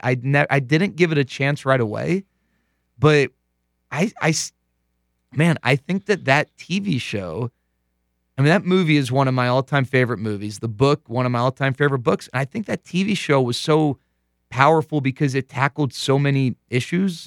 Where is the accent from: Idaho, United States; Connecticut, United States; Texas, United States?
Texas, United States; growing up in Texas